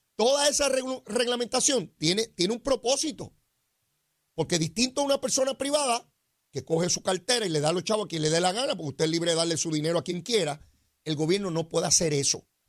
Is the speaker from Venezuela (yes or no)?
no; Puerto Rico